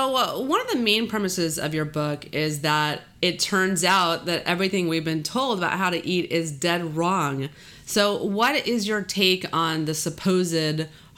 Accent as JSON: {"language": "English", "region": "Texas", "country": "United States", "tie": "born or raised there", "said": "I'm from Texas"}